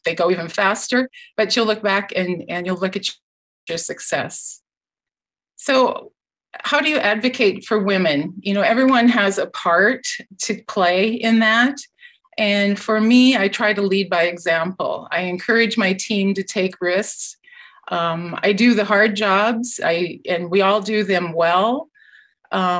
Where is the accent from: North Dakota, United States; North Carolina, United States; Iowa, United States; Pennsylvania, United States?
Iowa, United States; moved away as an adult; also born or lived in Minnesota / Wisconsin / California; now in Guelph, Canada; I'm a native Iowan. I went to Iowa State University. I grew up on a dairy farm